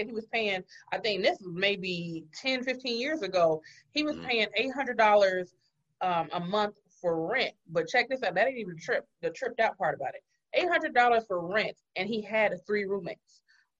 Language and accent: English; Carson, California, United States; now in Atlanta, United States; I am from Carson, California. But I mean, I've been down here long enough where you can call me a peach